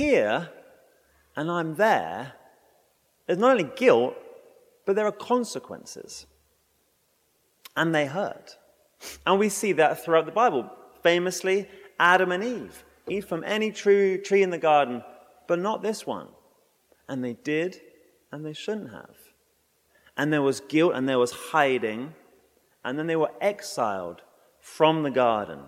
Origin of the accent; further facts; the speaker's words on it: England, United Kingdom; moved away; I'm English